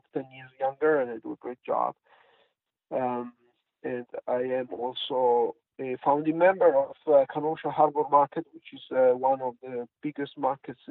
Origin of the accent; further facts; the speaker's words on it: Switzerland; English is a second language; moved away; also born or lived in Poland; I grew up in Switzerland, born Italian, from Italian father, Swiss mom